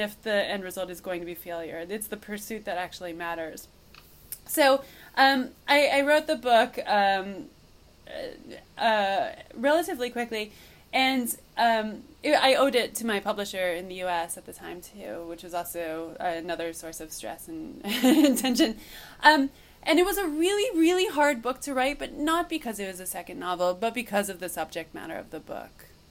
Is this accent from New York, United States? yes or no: yes; Cooperstown, New York, United States; moved away; also born or lived in Madison; I was so homesick for the my hometown, which I'd been away from for years at this point, that um, I just wanted to live in Cooperstown for a little longer